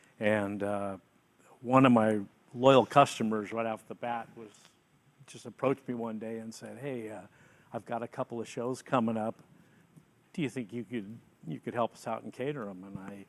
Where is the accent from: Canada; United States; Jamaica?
United States; San Francisco, California; I was born in San Francisco